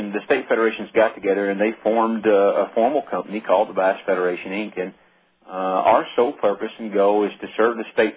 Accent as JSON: {"language": "English", "town": "Ponca City", "region": "Oklahoma", "country": "United States", "tie": "born or raised there", "said": "that is my hometown, and I've lived here since 1970, and it's a great bunch of people here in Ponca"}